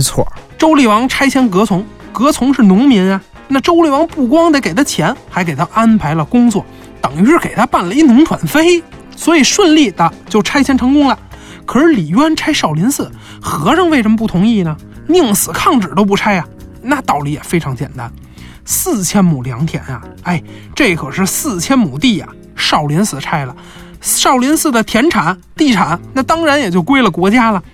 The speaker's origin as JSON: {"language": "Chinese", "country": "China", "said": "我们中国人"}